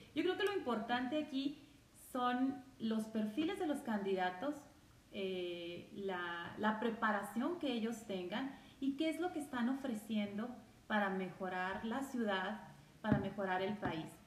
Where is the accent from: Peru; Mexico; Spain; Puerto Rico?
Mexico; somos personas este, mexicanas